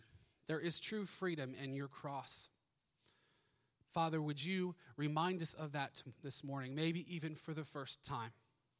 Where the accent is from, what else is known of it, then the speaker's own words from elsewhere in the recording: Ohio, United States; We moved here originally from Ohio.